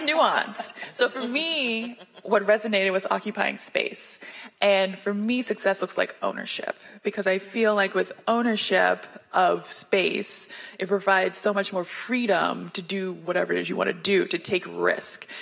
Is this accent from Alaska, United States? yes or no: no; Houston, Texas, United States; also born or lived in Washington, D.C.; I was born in Washington, D.C., in the city of D.C., and when I was eight, right before third grade, I moved to the suburbs of Houston, Texas